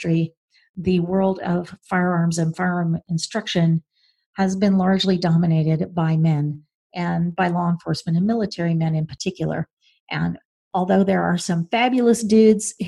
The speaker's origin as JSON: {"language": "English", "region": "Oklahoma", "country": "United States", "tie": "born or raised there", "said": "I grew up in Oklahoma"}